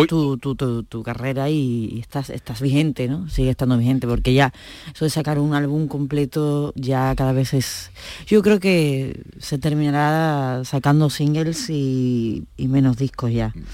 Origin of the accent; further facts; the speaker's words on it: Seville, Andalusia, Spain; moved away as an adult; now in Barcelona, Spain; aquí en mi tierra, Sevilla